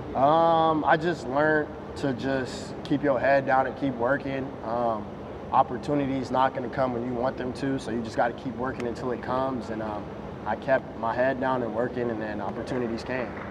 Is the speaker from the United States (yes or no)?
yes; Las Vegas, Nevada, United States; I'm from Vegas